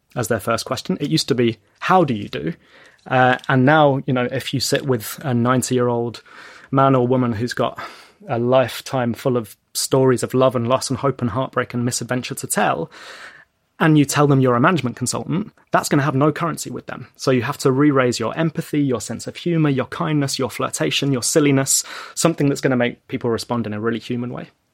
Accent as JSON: {"language": "English", "region": "London", "country": "United Kingdom", "tie": "born or raised there", "said": "in the area that I grew up in North London"}